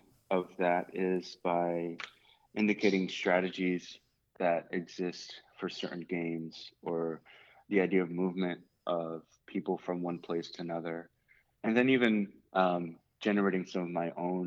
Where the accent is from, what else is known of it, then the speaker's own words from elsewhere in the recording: New York City, New York, United States; growing up in the Bronx, there weren't too many fields available to play soccer